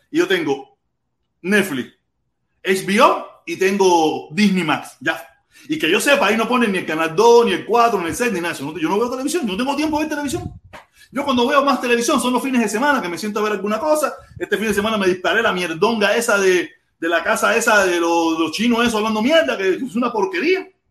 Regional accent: Cuba; moved away; yo me fui de Cuba. Yo nunca me fui de Cuba ni, por libertad, ni por nada de eso

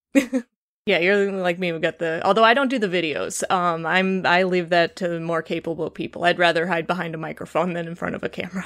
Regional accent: Chicago, Illinois, United States; accent: Chicago; my Chicago accent

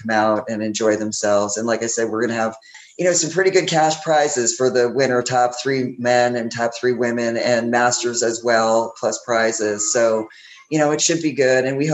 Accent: Connecticut, United States; now in Punta Gorda, United States; I'm originally from Connecticut

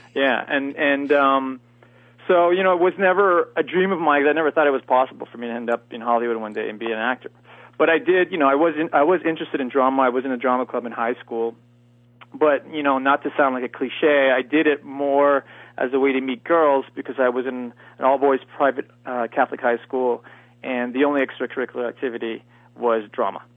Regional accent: Eastern Canada, Canada; moved away; also born or lived in Los Angeles; I'm from Canada, and I'm from the eastern part of Canada.

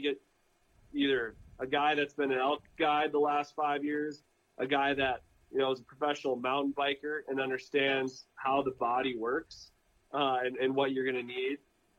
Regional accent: Midwest, United States; like, we grew up with in the Midwest, like those wool rich outer layers

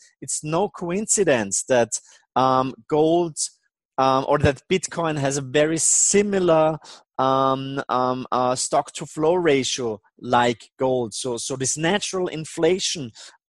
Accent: Austria; I'm not only from Austria

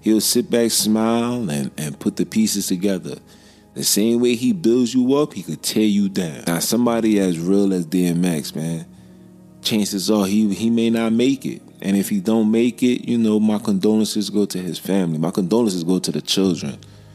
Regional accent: New York City, New York, United States; you in Brooklyn. You in my hometown

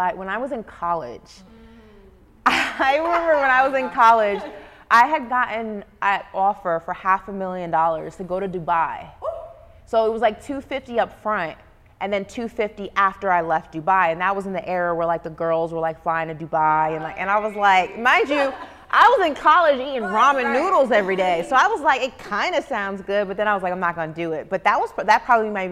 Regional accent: New York, United States; growing up in New York, like you were exposed to fashion at such a young age

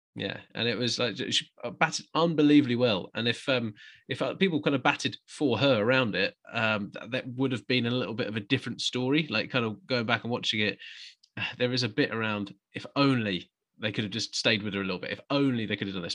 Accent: England, United Kingdom; as an Englishman

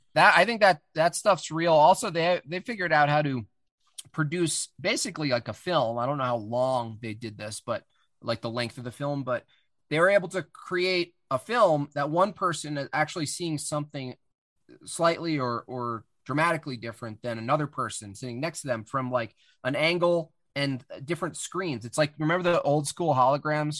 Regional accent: Hunter, New York, United States; moved away; I grew up in the Catskill Mountains

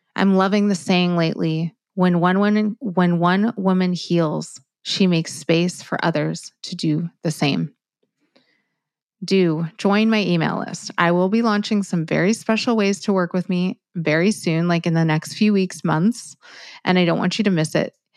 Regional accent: Miami, Florida, United States; I'm from Miami

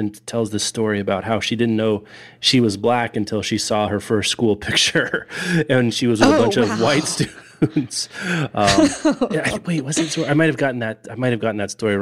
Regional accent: Lawrence, United States; my hometown library, the Lawrence Public Library

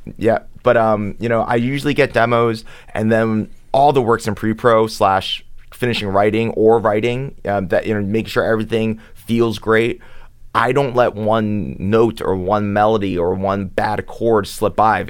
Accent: Philadelphia, Pennsylvania, United States; also born or lived in Manhattan, New York; I grew up in Philly. I was born in Manhattan.

